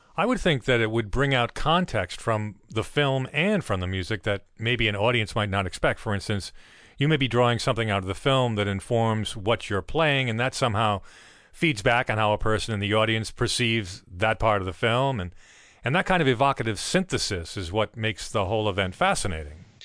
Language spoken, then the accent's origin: English; Providence, Rhode Island, United States; I grew up in Providence